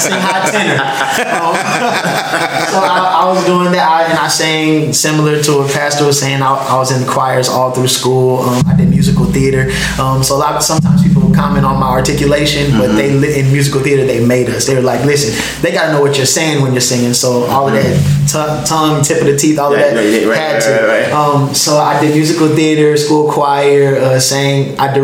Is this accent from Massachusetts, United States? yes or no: yes; Springfield, Massachusetts, United States; born and raised in Springfield, Massachusetts.